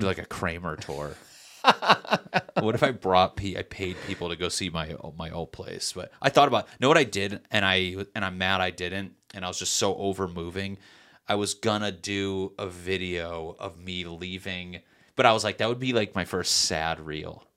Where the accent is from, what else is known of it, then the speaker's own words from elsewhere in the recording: Meriden, Connecticut, United States; now in Los Angeles, United States; Connecticut in my hometown, Meriden, we just so happen to have a big Puerto Rican and Black population